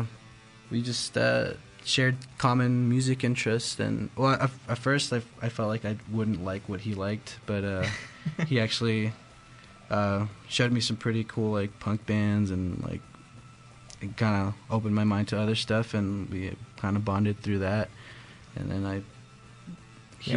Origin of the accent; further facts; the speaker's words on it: Thornton, Colorado, United States; We're from Thornton originally